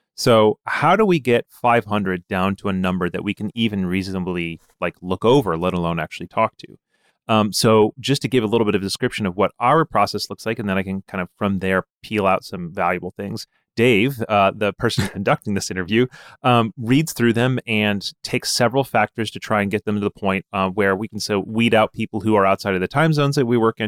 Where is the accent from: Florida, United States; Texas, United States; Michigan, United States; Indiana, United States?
Michigan, United States; Ann Arbor; I grew up around the University of Michigan